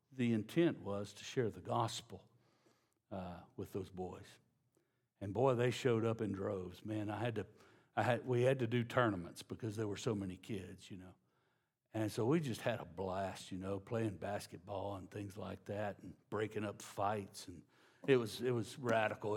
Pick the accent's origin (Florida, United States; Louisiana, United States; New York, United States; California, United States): Louisiana, United States; I'm from Louisiana